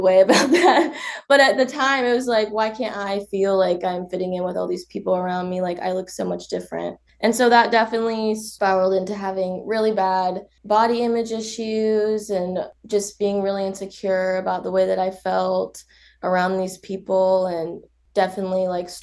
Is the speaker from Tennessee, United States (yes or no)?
no; Wichita, Kansas, United States; growing up in Wichita, Kansas.